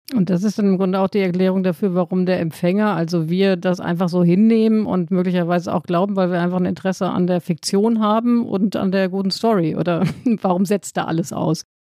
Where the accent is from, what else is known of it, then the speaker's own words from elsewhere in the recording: Hamm, North Rhine-Westphalia, Germany; in meiner Heimatstadt Hamm